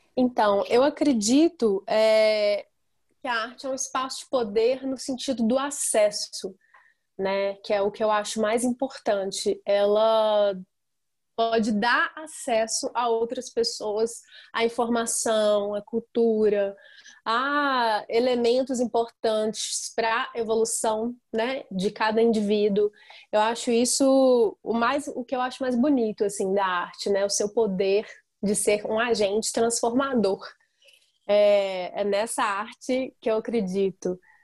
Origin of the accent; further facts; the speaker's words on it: Tabira, Pernambuco, Brazil; now in Belo Horizonte, Brazil; Eu sou de Tabira, é, interior, e vim para BH já faz 13 anos.